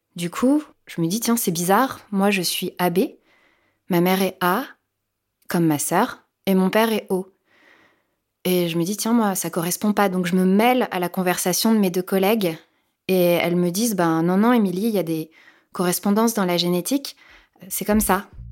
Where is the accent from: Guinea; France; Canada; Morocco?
France; Picardy, Hauts-de-France; now in Paris, France; Ma mère euh, habite en Picardie, c'est là où j'ai grandi